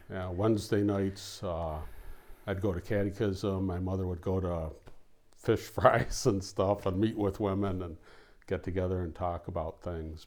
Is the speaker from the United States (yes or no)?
yes; Oak Park, Michigan, United States; I grew up in Oak Park